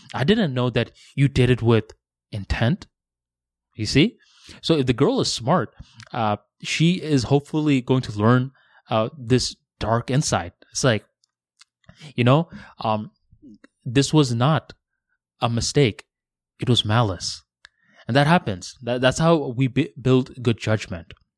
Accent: West Palm Beach, Florida, United States; also born or lived in Tampa; I was going from West Palm Beach, uh, to Tampa for university

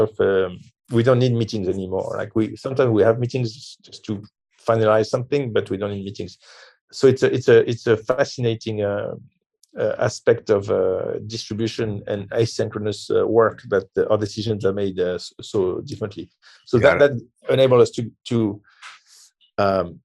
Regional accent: France; I'm from France

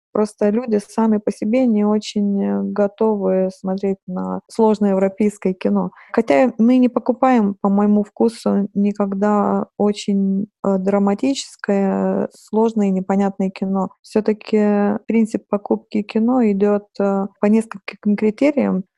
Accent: Lithuania; Russian is a second language; moved away as an adult; also born or lived in Saint Petersburg, Russia; я литовка, и хотя я долго жила в России, но, наверное, не идеально выучила русский язык

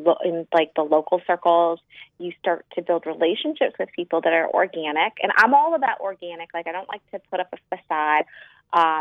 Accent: Chicago, Illinois, United States; I'm from Chicago, and I am a pediatric dentist

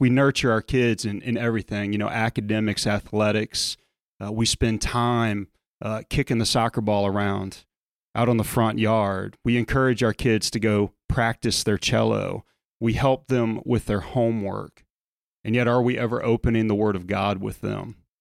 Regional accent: South Louisiana, United States; as a kid growing up in South Louisiana

